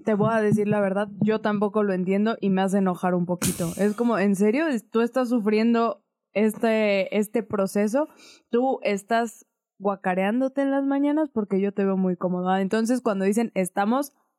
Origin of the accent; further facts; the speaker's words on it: Aguascalientes, Mexico; now in Mexico City, Mexico; la gente sabe que soy de Aguascalientes, bueno, que crecí en Aguascalientes